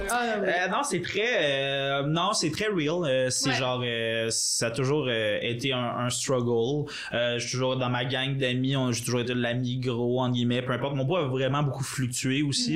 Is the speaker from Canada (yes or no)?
yes; Gatineau, Quebec, Canada; moved away as an adult; c'est sûr les deux on est de Gatineau